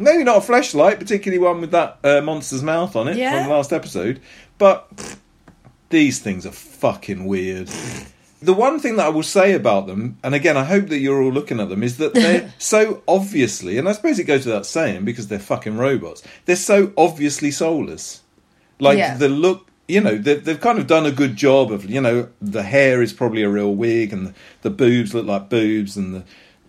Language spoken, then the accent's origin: English; Scotland, United Kingdom; accent: Scottish; my Scottish accent may not have done it justice